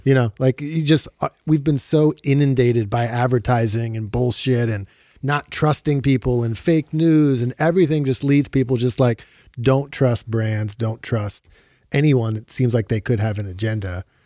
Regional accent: Philadelphia, Pennsylvania, United States; moved away; I moved back to my hometown of Philadelphia

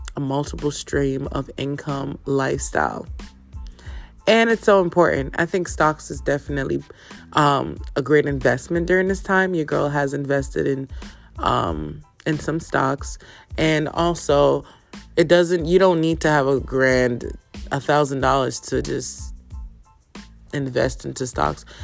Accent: Jamaica; I am Jamaican. I was born there. Yes, represent Kingston, represent St. St. St. Catherine and Portmore.

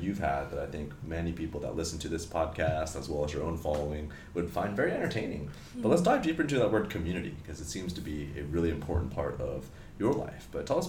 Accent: California, United States; now in Singapore; It sounds like we're both from California, and we're both thinking about, hey, reflecting on our time here in Singapore.

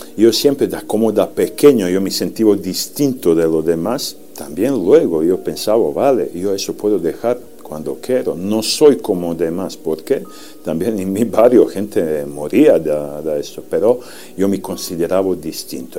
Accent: Serbia; Spanish is a second language; moved away; soy de Serbia

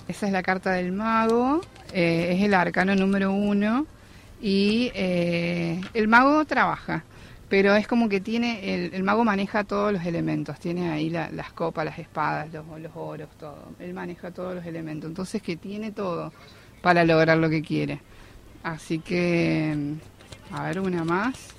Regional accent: San Luis, Argentina; moved away as an adult; now in Buenos Aires, Argentina; yo soy de San Luis y me vine a vivir en febrero acá Capital

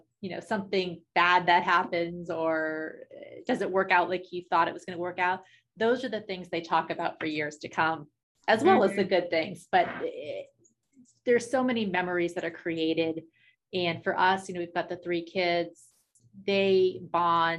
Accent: New Hampshire, United States; I grew up in New Hampshire

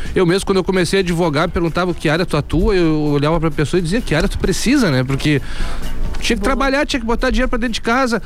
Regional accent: Pelotas, Rio Grande do Sul, Brazil; sou natural de Pelotas e resido aqui até hoje

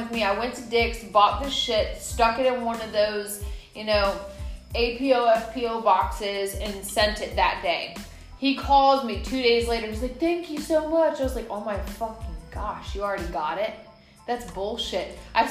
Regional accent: Atlanta, Georgia, United States; I'm from Atlanta. I am.

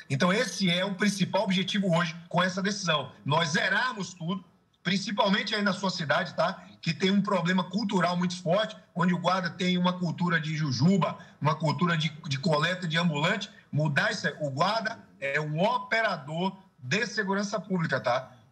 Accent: Salvador, Bahia, Brazil; Você é do Rio de Janeiro, eu sou de Salvador

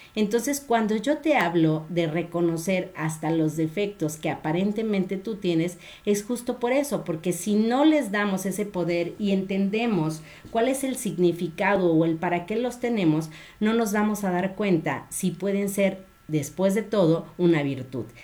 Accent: Guadalajara, Jalisco, Mexico; de aquí de mi tierra

